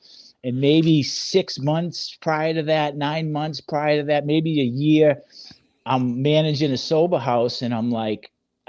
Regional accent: north of Boston, Massachusetts, United States; moved away; also born or lived in Salem, Massachusetts / south Florida; I grew up in Boston, 15 minutes north of Boston, born in Salem, Massachusetts. you know, I'm 25% Irish, Italian, French, and Polish.

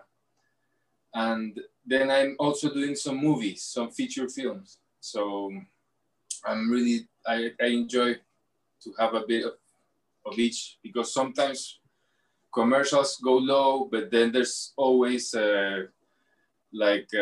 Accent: Lima, Peru; I'm from Lima, born in Lima, in Miraflores

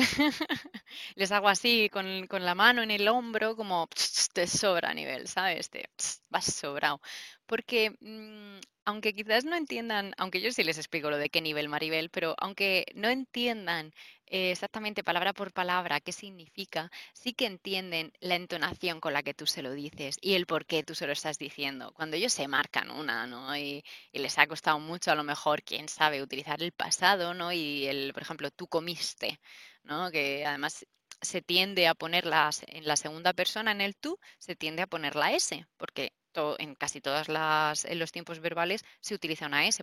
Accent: Murcia, Region of Murcia, Spain; yo soy de Murcia

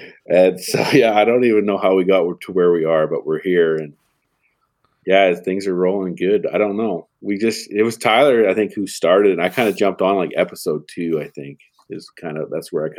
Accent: Alberta, Canada; from Alberta.

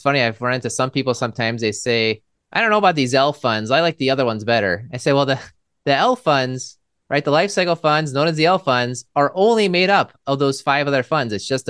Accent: Maryland, United States; now in Milwaukee, United States; I'm from Maryland, I suppose. My dad was in the military as well, so we kind of moved around a little bit

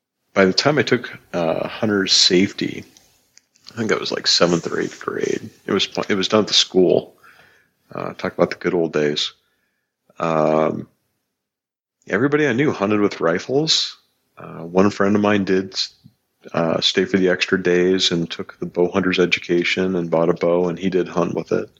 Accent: Northwest Montana, United States; So, born in the 70s, Northwest Montana.

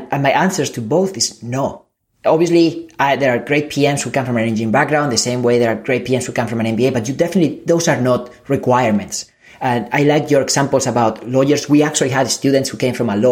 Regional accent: Spain; English is a second language; moved away; I come from Spain. I'm an immigrant.

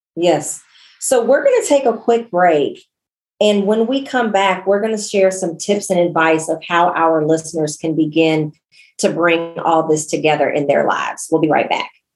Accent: United States; I'm born and raised in the United States

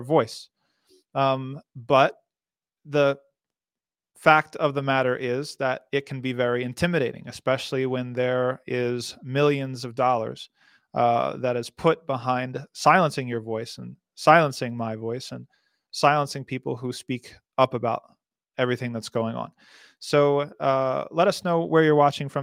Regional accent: New Jersey, United States; I'm from New Jersey

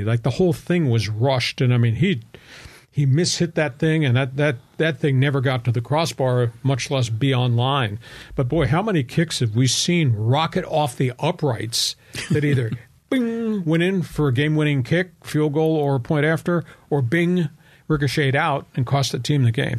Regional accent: Long Island, New York, United States; moved away; also born or lived in Arizona; I was living on Long Island, growing up on Long Island.

